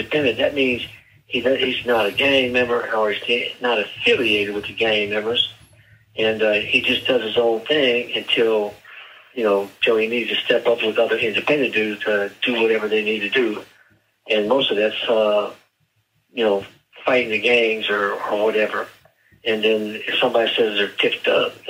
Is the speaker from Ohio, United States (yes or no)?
yes; Canton, Ohio, United States; I'm from Canton, Ohio